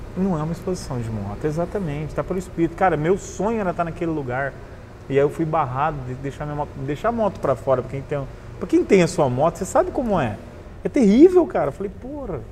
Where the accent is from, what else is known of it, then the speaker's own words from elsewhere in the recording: Cornélio Procópio, Paraná, Brazil; also born or lived in Londrina; now in Foz do Iguaçu, Brazil; Eu sou de Cornélio Procópio, uma cidade ali no norte do Paraná, perto de Londrina, para quem não conhece. É, eu cresci, nasci lá, estudei em Londrina.